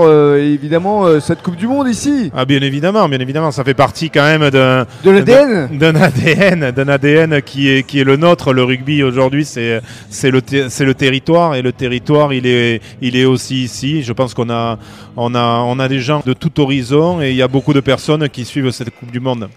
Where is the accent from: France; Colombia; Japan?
France; chez nous en France